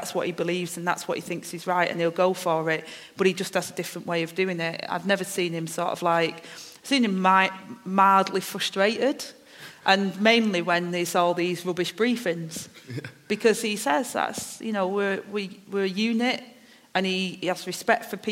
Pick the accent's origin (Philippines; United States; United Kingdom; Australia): United Kingdom; Manchester, North West England; I've got my accent, I'm from Manchester, I speak a certain way